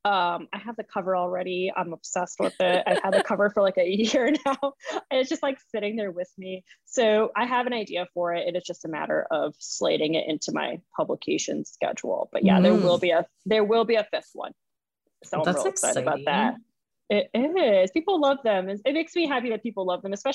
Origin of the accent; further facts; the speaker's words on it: Boston, Massachusetts, United States; moved away as an adult; now in New Orleans, United States; growing up in Boston, like that's what we would do.